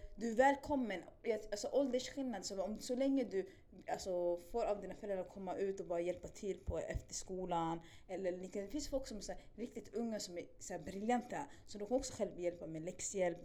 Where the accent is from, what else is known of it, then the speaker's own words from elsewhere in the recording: Stockholm, Stockholm County, Sweden; jag är från Spånga, Tensta